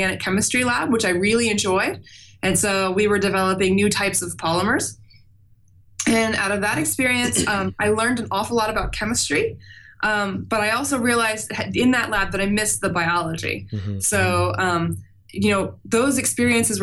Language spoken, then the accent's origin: English; Overland Park, Kansas, United States; I'm from a suburb of Kansas City called Overland Park